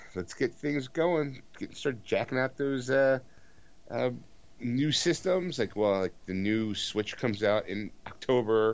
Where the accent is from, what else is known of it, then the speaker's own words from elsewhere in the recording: Philadelphia, Pennsylvania, United States; as a Philadelphian